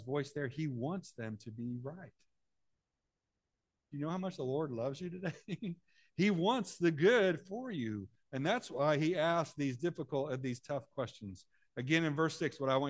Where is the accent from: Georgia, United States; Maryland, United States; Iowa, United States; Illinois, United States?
Illinois, United States; Central; I'm from Central Illinois.